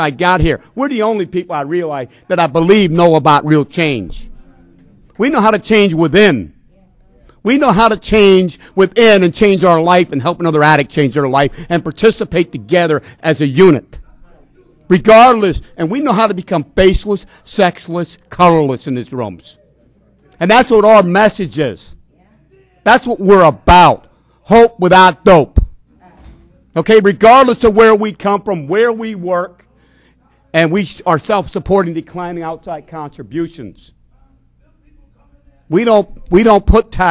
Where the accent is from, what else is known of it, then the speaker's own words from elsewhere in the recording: Palmerton, Pennsylvania, United States; I come from Whitetown, USA, Palmerton, Pennsylvania, where it's set up by the old European discrimination